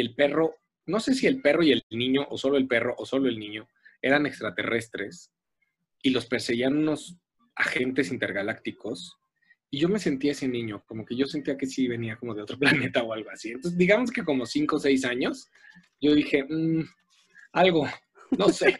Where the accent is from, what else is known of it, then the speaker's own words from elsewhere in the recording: Mexico; como latinos y como mexicanos